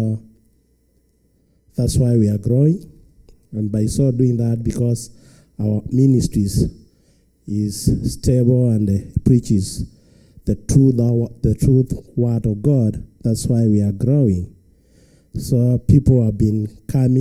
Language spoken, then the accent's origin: English; Kenya; from Kenya.